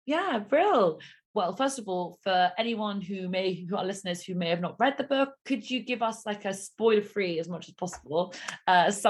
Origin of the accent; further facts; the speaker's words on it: London, United Kingdom; We are two 20 somethings. We're both from London